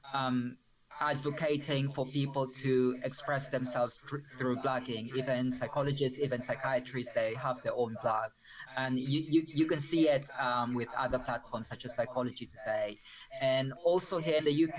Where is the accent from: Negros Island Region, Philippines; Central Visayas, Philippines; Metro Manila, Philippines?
Metro Manila, Philippines; Malabon; English is a second language; moved away as an adult; now in United Kingdom; I spent my childhood in a slum in the Philippines. I grew up in Malabon.